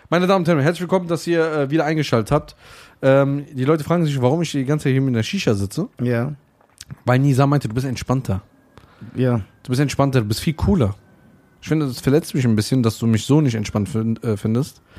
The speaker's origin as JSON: {"language": "German", "country": "Germany", "said": "Ich bin ja Deutscher, das wäre ja keine Lüge."}